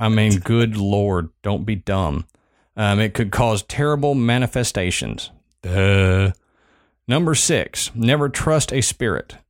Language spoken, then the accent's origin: English; Southern United States, United States; accent: Southern